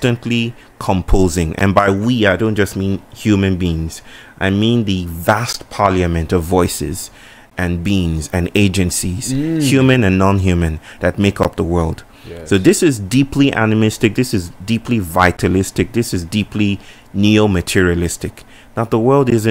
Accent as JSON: {"language": "English", "country": "Nigeria", "tie": "born or raised there", "moved": "as an adult", "lives_now": "Chennai, India", "said": "I come from Nigeria"}